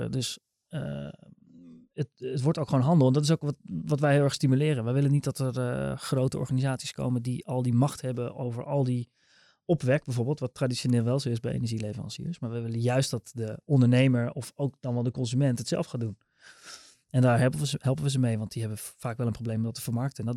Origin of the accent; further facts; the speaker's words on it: near Rotterdam, South Holland, Netherlands; Ik kom uit de buurt van Rotterdam.